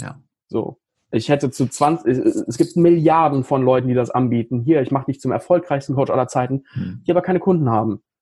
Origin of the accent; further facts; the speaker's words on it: Paderborn, North Rhine-Westphalia, Germany; hier in, in Paderborn, in meiner Heimatstadt